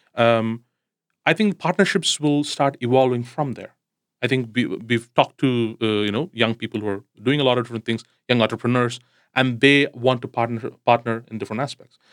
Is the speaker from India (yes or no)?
yes; India; I come from India